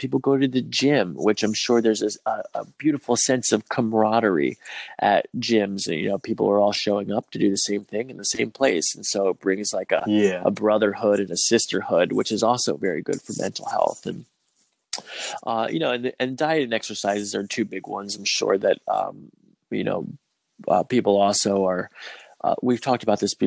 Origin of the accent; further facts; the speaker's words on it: United States; as a white person, then having growing up in America